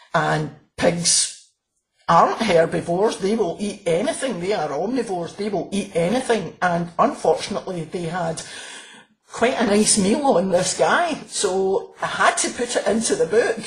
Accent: Glasgow, Scotland, United Kingdom; I'm from Glasgow

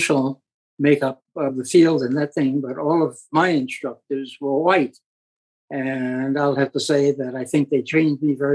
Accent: New York City, New York, United States; my hometown, New York City

